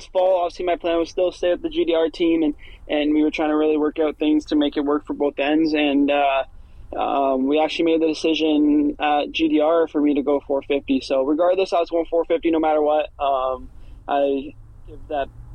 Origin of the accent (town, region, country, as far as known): Canada